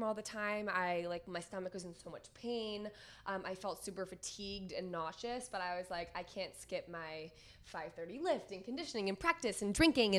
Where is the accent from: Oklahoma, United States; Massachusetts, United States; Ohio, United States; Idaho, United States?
Massachusetts, United States; Boston; moved away as an adult; now in San Diego, United States; I grew up in Boston. I have been in Boston for the first 24 years of my life.